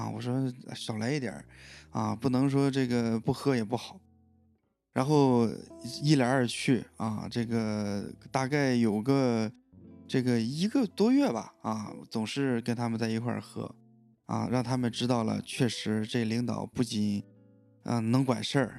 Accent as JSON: {"language": "Chinese", "region": "Shandong", "country": "China", "moved": "yes", "lives_now": "Beijing, China", "said": "我说我是山东的啊"}